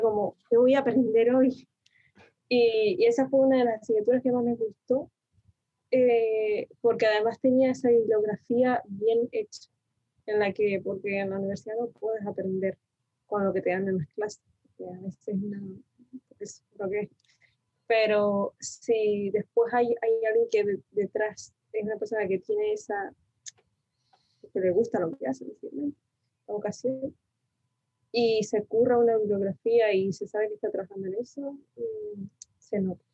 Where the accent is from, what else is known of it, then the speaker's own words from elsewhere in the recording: Tenerife, Canary Islands, Spain; also born or lived in Argentina; nací en Argentina y me mudé a Tenerife, bueno, me mudó mi madre más bien a Tenerife eh, con siete años